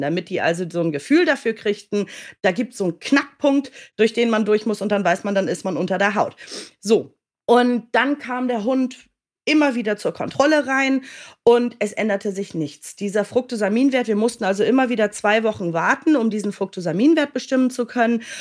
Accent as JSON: {"language": "German", "region": "Hamburg", "country": "Germany", "tie": "born or raised there", "also_born_or_lived": "United Kingdom", "moved": "as an adult", "said": "ich komme ja gebürtig aus Hamburg"}